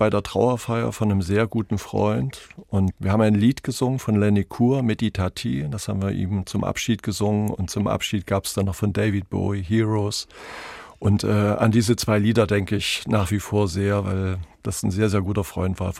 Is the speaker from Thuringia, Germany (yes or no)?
yes; Weimar, Thuringia, Germany; born there; In Weimar.